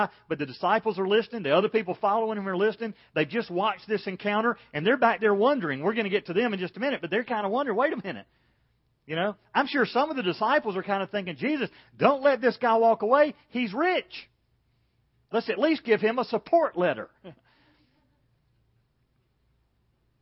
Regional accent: Macon, Georgia, United States; When I was growing up in Macon, Georgia

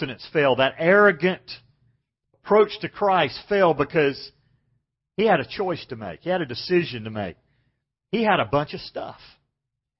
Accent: Macon, Georgia, United States; I grew up in Macon, Georgia, and we didn't have shopping malls when I was very young

